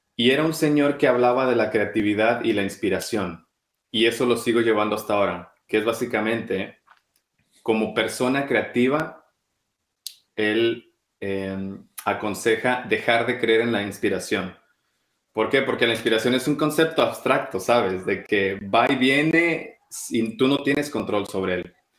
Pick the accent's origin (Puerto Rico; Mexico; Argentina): Mexico; moved away as an adult; now in London, United Kingdom; siendo mexicano